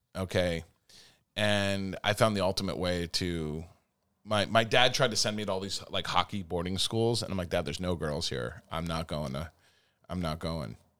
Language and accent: English; New Jersey, United States; also born or lived in San Diego, California; I was born in Southern California. That's where it started. And I lived there for six months, and then my mom and dad dragged me to New Jersey